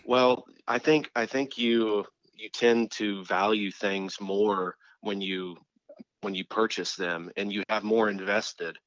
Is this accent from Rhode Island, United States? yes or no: no; Tampa area, Florida, United States; in the Tampa area, about an hour east of Tampa.